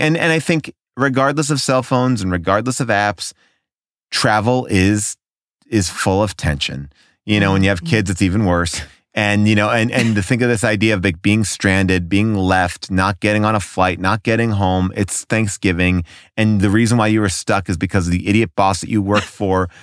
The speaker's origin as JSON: {"language": "English", "region": "New York", "country": "United States", "tie": "born or raised there", "said": "growing up in New York, like we had a bunch of like revival houses"}